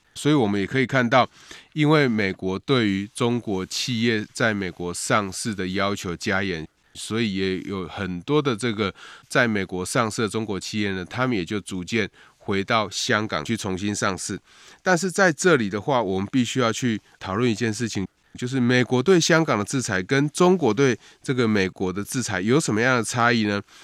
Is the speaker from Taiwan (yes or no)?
yes; Taiwan; 对台湾的外交及国际地位当然会有不小的这个影响哈，也显示我们在外交上有一个重大的突破